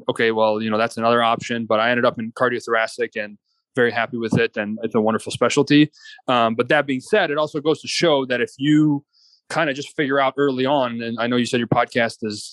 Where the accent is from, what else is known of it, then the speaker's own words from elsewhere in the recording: Iran; moved away; my home country of Iran